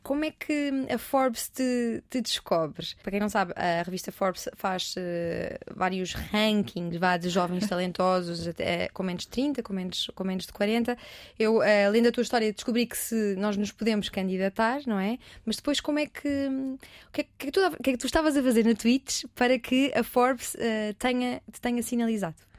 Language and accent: Portuguese; Portugal